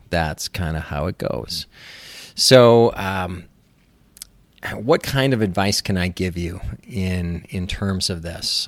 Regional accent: Minnesota, United States; moved away as an adult; also born or lived in Los Angeles, California; I moved back to where I grew up in Minnesota

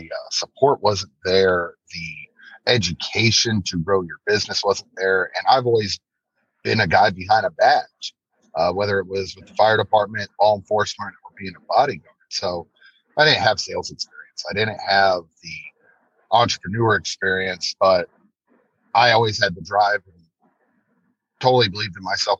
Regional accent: North Carolina, United States; now in Tennessee, United States; No, I came from North Carolina.

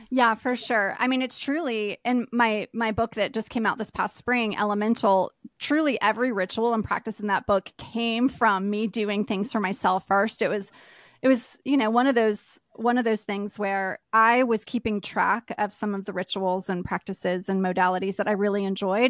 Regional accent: East Coast, United States; moved away; I grew up on the East Coast, and I've lived a lot of different places

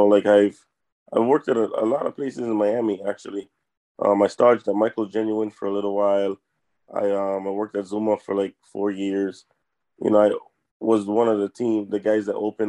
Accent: U.S. Virgin Islands; I grew up in the Virgin Islands. That's where I'm from, St. Croix.

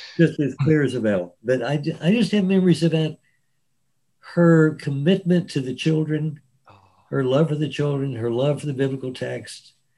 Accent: Dallas, Texas, United States; also born or lived in San Angelo, Texas; we left Dallas when I was 10 and moved to San Angelo.

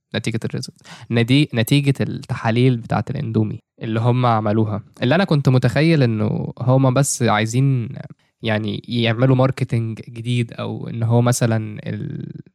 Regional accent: Egypt; عندنا في مصر

